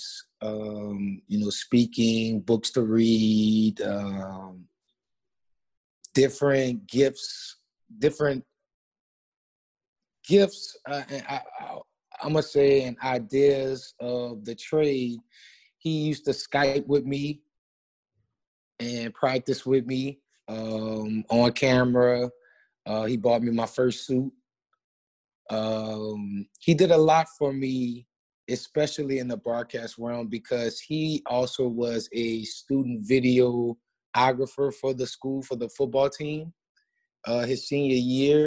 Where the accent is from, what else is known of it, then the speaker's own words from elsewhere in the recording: New Orleans, Louisiana, United States; moved away as an adult; also born or lived in Baton Rouge, Louisiana; now in Lafayette, United States; in New Orleans, in my hometown.